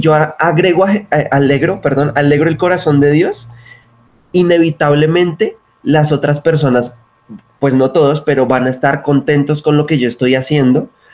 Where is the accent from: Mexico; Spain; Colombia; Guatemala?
Colombia; Bogotá; nacido en la ciudad de Bogotá.